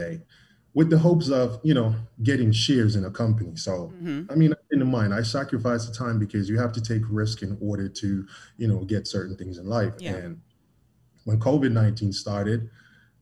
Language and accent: English; Jamaica; Born and raised in Jamaica.